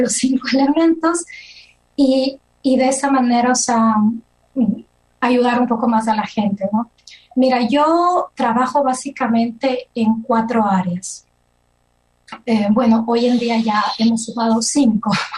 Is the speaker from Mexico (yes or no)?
no; Ecuador; moved away as an adult; now in Switzerland; soy ecuatoriana y actualmente residente y nacionalizada en Suiza porque mi esposo es suizo. Eh, mi profesión original es psicología clínica, es lo que estudié allá en Ecuador